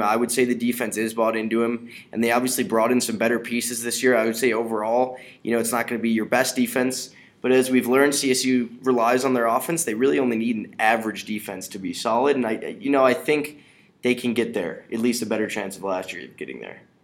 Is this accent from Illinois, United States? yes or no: yes; Chicago, Illinois, United States; I'm from the Chicago area